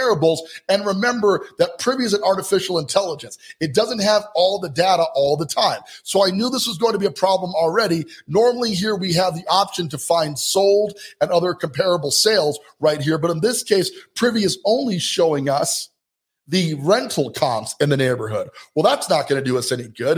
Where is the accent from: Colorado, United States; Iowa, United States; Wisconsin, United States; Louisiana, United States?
Colorado, United States; Colorado Springs; Colorado Springs, Colorado for just a minute. That's my hometown. That's where I'm from